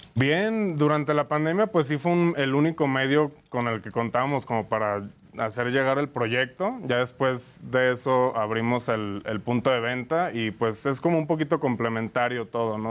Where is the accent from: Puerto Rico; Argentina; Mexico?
Mexico; Lagos de Moreno, Jalisco; now in Mexico City, Mexico; Somos de Jalisco, eh, eh, somos de Lagos de Moreno